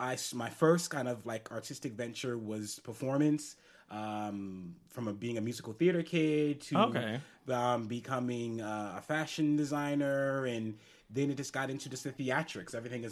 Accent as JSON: {"language": "English", "town": "New York City", "region": "New York", "country": "United States", "said": "So being New Yorker, you pick up some skills."}